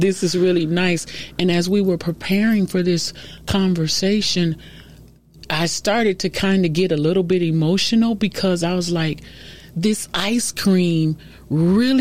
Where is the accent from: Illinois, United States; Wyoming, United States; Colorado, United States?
Illinois, United States; Chicago; I'm originally from Chicago